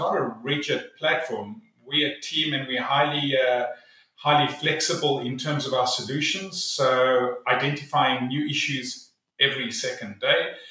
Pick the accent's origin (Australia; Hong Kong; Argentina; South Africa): South Africa; now in North Carolina, United States; originally from South Africa